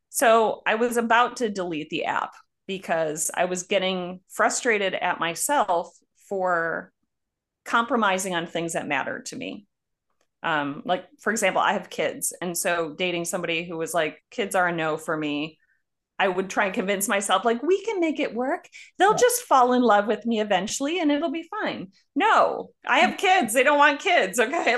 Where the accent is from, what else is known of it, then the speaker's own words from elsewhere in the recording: Buffalo, New York, United States; moved away; also born or lived in Cochabamba, Bolivia; I'm from Buffalo, New York.